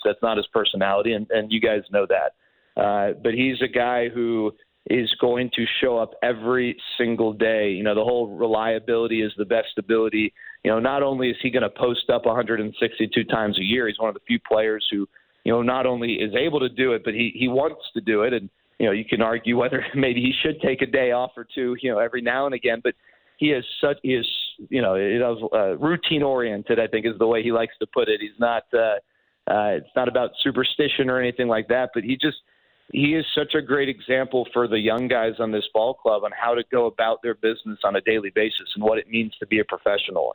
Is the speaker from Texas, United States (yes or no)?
yes; Dallas, Texas, United States; I live in Dallas. I grew up in Dallas.